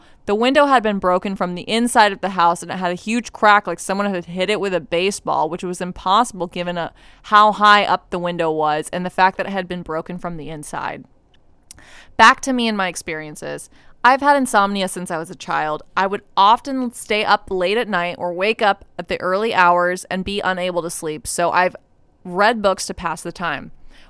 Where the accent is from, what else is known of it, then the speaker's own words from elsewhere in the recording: Ohio, United States; born there; Some more context, I was born in Ohio, which is haunted AF, and I have so many stories from Ohio. Now I live in Florida